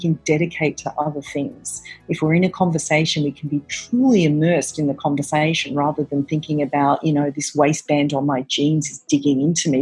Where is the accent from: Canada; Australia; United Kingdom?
Australia; Melbourne, Victoria; moved away as an adult; now in New York City, United States; I'm originally from Australia, from Melbourne, Australia, and I came out here to New York City, which is where I'm based, about 20 years ago